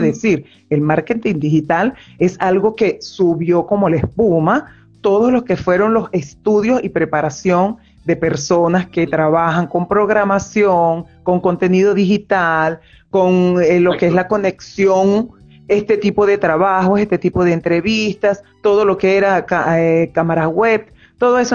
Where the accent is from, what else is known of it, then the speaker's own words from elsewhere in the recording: Venezuela; moved away as an adult; now in Argentina; soy psicólogo clínico de Venezuela, radicada actualmente en Argentina desde hace año y medio